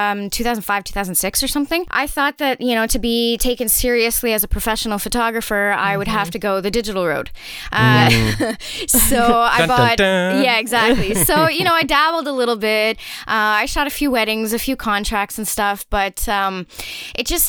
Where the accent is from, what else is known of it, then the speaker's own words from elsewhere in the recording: near Montreal, Quebec, Canada; now in Montreal, Canada; I kind of come from a bit of a small town. So even though I grew up near Montreal